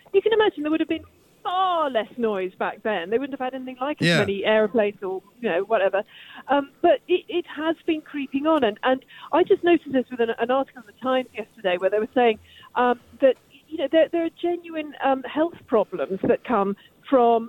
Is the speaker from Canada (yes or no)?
no; London, United Kingdom; I'm obviously a Londoner